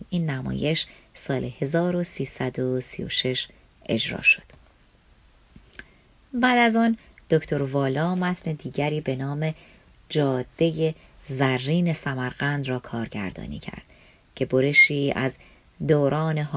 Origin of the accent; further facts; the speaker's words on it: Tehran, Tehran Province, Iran; born there; من در کوچه دانشسرا در دروازه شمیران به دنیا آمدم و در دانشسرای عالی درس خواندم.